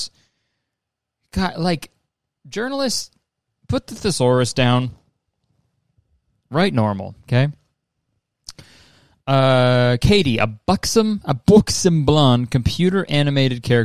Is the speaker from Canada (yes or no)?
yes; Canada; I'm Canadian